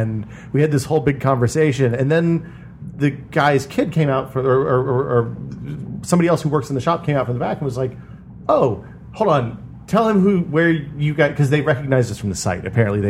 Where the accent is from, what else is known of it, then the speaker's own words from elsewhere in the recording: Northeast Tennessee, United States; I grew up in Tennessee, and in Northeast Tennessee, you can get black powder kind of anywhere.